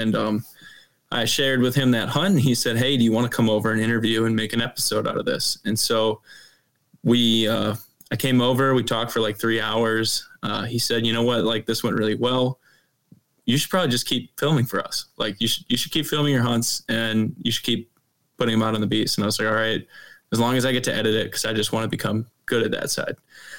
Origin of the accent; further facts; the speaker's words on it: Pewaukee, Wisconsin, United States; also born or lived in Platteville, Wisconsin; I'm originally from Pewaukee, Wisconsin, so southeastern Wisconsin. I went to college at UW-Platteville out in southwestern Wisconsin, which is a lot of hill country.